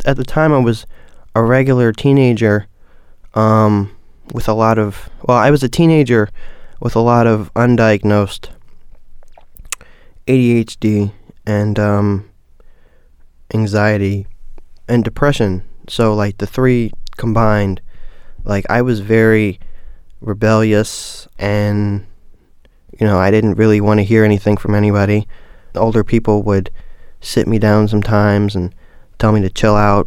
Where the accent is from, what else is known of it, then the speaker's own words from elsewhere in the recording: Baltimore, Maryland, United States; growing up in Baltimore it's rough